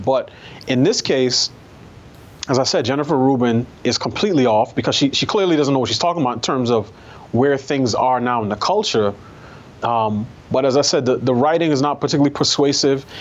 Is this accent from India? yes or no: no; New York, United States; I grew up in New York.